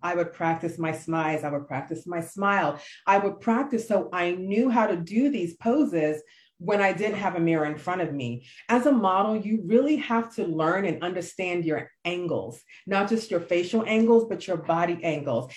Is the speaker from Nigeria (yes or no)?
yes; Nigeria; I am true Nigerian to the core.